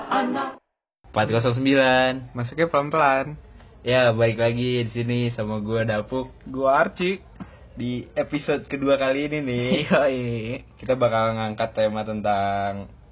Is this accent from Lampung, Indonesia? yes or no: no; Bekasi, West Java, Indonesia; moved away; gue kan dari Bekasi